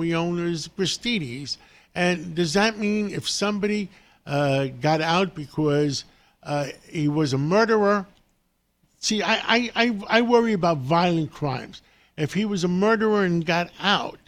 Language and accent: English; New York, United States; I'm a New Yorker all my life